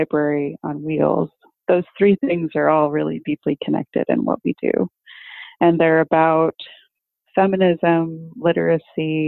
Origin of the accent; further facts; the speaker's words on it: Los Angeles, California, United States; I'm from Los Angeles, California.